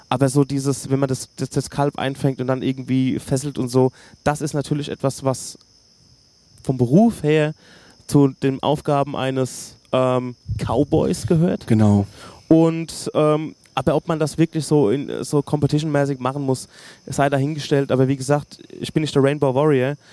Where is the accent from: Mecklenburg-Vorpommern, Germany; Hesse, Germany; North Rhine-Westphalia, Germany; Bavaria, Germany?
Hesse, Germany; Gudensberg; Ich komme aus Gudensberg